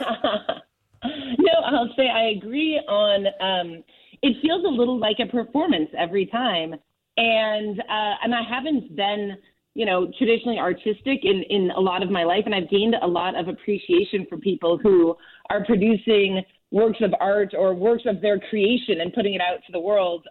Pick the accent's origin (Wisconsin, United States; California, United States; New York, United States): California, United States; Southern; I grew up in in Southern California